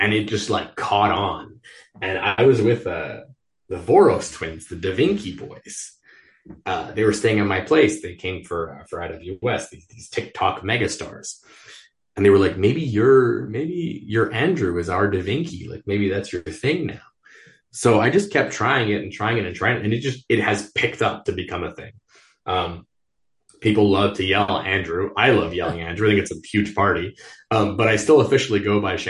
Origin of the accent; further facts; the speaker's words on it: Montreal, Quebec, Canada; I grew up in the West Island of Montreal, which is like the one English island in a very French province.